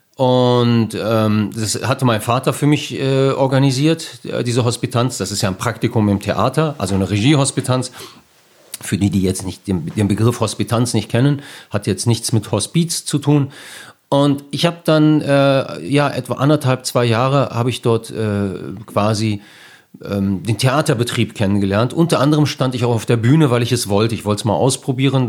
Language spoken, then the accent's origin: German; Bielefeld, North Rhine-Westphalia, Germany; ich bin ja hier geboren, ich bin hier aufgewachsen